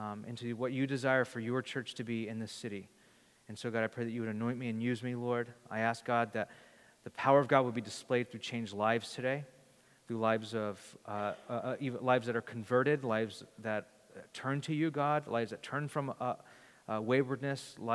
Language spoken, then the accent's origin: English; Bakersfield, California, United States; We grew up in Bakersfield